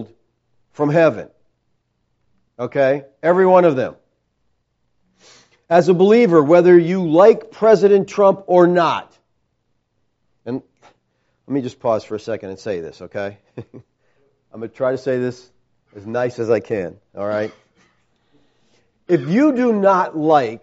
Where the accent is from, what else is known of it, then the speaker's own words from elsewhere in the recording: United States; I'm a Christian first and an American second